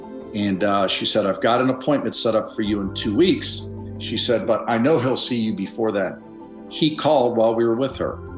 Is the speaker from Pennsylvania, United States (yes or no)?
yes; Pittsburgh, Pennsylvania, United States; moved away as an adult; now in Cincinnati, United States; I am 59 years old. I am from, born and raised in Pittsburgh, Pennsylvania, and lived there the first 23 years of my life. I currently live in Cincinnati, Ohio, where I've lived for the last 23 years.